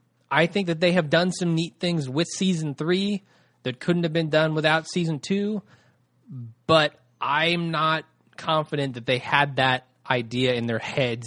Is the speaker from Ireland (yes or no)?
yes; Ireland; now in London, United Kingdom; but then again, I'm an Irish guy living in London, so what do I know?